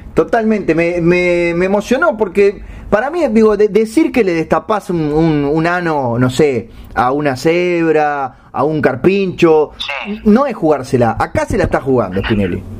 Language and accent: Spanish; Uruguay; como buen uruguayo